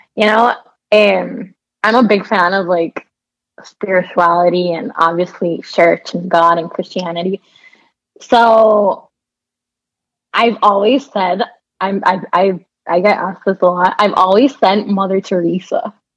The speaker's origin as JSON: {"language": "English", "country": "Puerto Rico", "tie": "born or raised there", "moved": "yes", "lives_now": "Miami, United States", "said": "I was born and raised in Puerto Rico."}